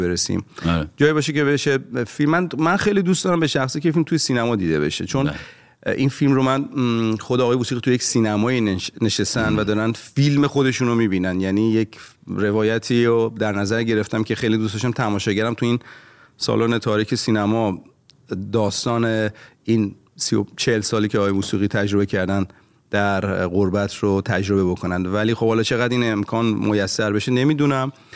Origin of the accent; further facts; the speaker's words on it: Iran; moved away as an adult; also born or lived in Rasht (father); now in Los Angeles, United States; من داشتم از ایران می اومدم بیرون